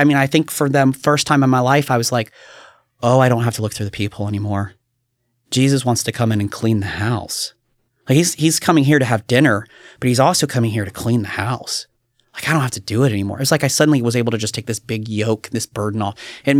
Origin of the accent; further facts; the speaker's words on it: Kentucky, United States; now in Oregon, United States; I remember growing up in Kentucky and you hear somebody and be like, oh yeah, I saw that guy. And it's like, oh, that's kind of amazing. But you know, here in Oregon, it's like, go to Portland.